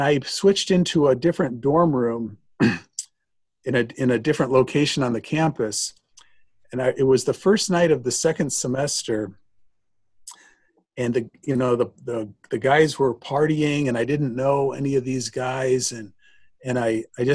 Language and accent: English; Bettendorf, Iowa, United States; moved away as an adult; also born or lived in Germany / Nebraska; I grew up in Bettendorf, Iowa, the youngest of eight children.